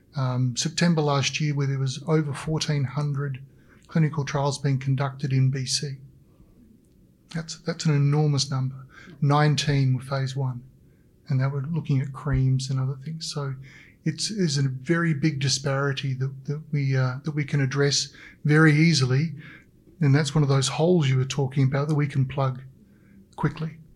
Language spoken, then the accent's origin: English; Australia; now in British Columbia, Canada; as an Australian